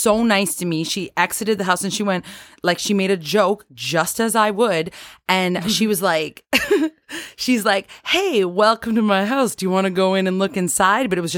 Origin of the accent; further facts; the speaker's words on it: Cambridge, Ontario, Canada; moved away as an adult; also born or lived in Toronto; I was born and raised in Cambridge, but I'm a recording artist and had to move to Toronto to pursue my music career